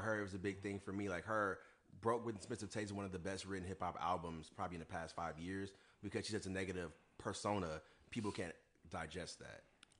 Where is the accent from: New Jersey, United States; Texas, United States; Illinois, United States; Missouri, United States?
Missouri, United States; Ferguson; moved away as an adult; now in Chicago, United States; I'm originally from St. Louis, Missouri, specifically a small town by the name of Hashtag Ferguson. Born and raised.